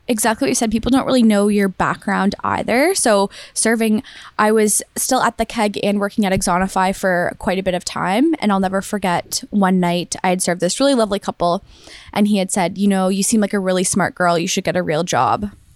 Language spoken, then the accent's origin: English; Waterloo, Ontario, Canada; I am from Waterloo, went to high school, university, and did my postgrad here.